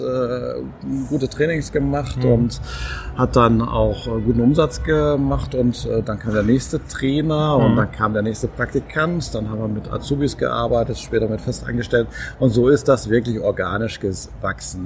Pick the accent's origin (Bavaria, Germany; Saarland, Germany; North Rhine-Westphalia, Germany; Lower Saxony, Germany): North Rhine-Westphalia, Germany; Witten; in meiner Heimatstadt zu arbeiten